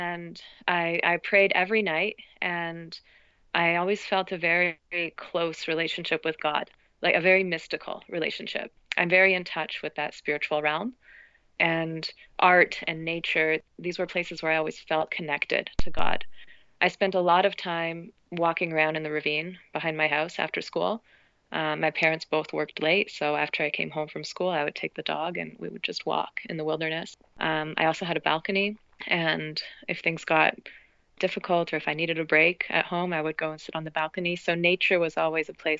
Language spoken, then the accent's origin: English; Toronto, Ontario, Canada; So I grew up in Toronto, and I'm the first Canadian born in my family